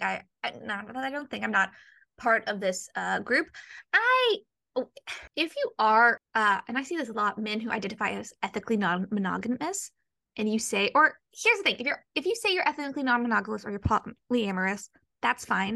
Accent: the South, United States; I grew up in the South

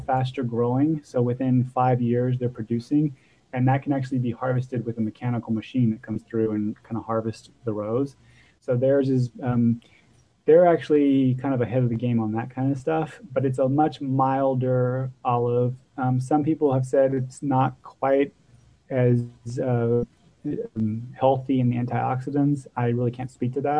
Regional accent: Texas, United States; moved away; I'm from Texas originally

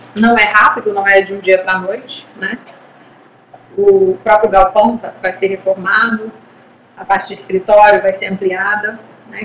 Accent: Brazil; nós somos brasileiros

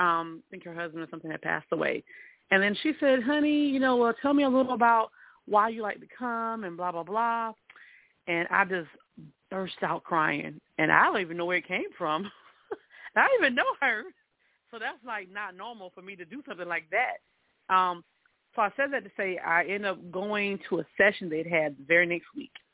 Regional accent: South Carolina, United States; moved away; I'm originally from South Carolina

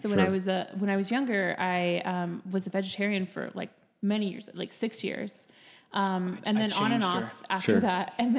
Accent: Texas, United States; moved away as an adult; also born or lived in Orlando, Florida; now in Colorado, United States; We grew up in Texas. We grew up in Texas, in the forest of Texas.

